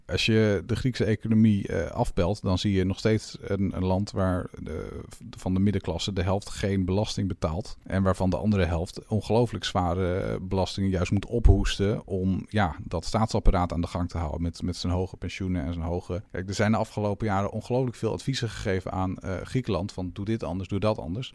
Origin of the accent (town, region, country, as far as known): Netherlands